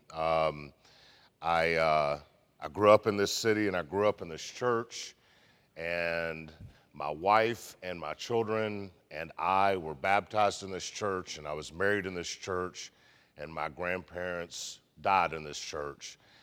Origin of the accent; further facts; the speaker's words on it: Memphis, Tennessee, United States; we're Southern, we're from Memphis